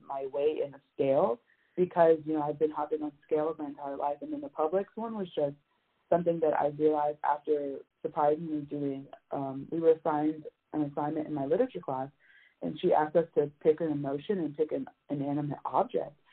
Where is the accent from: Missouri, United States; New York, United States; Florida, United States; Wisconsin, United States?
Florida, United States; Miami; moved away as an adult; now in Tallahassee, United States; I'm originally from Miami, Florida